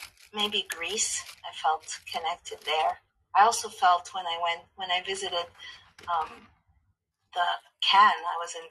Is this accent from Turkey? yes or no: no; Montreal, Quebec, Canada; also born or lived in Egypt; now in Miami, United States; when I grew up in Montreal or growing up in Canada, coming to America, I still, maybe it's because I'm Egyptian Greek and like in Montreal was very ethnic and mixed